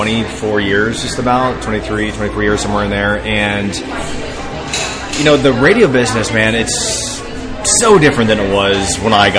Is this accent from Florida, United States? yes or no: yes; West Palm Beach, Florida, United States; now in Tampa, United States; I'm from South Florida, from West Palm Beach